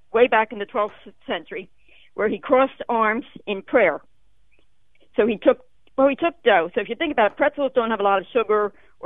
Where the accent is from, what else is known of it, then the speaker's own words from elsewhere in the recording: Philadelphia, Pennsylvania, United States; I'm from Philadelphia, where pretzels is the thing, you know, soft pretzels.